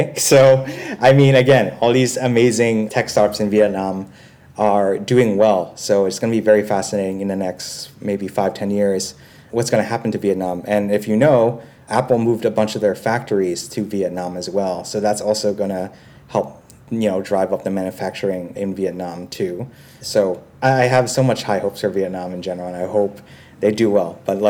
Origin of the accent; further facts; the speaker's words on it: Philippines; Obviously, I'm also Filipino too, so I got a lot of pride for Southeast Asia in general because it is up and coming.